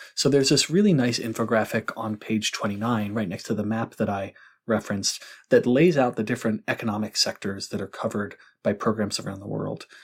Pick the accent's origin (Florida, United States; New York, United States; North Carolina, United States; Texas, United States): North Carolina, United States; I'm from North Carolina